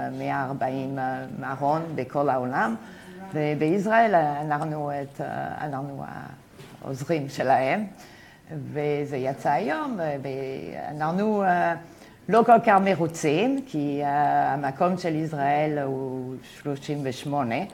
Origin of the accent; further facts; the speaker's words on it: United States; Hebrew is a second language; moved away as an adult; now in Israel; אני הייתי עדיין uh, כמעט עולה חדשה. באתי אה, מארצות הברית, אה, איפה הייתי אה, תלמידה מן אוסטריאן אקונומיקס, שזה באמת ליברטריאן, והגעתי לישראל והייתי קצת מופתע.